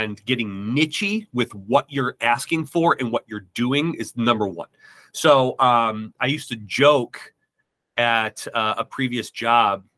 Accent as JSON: {"language": "English", "region": "Midwest", "country": "United States", "said": "I'm from the Midwest"}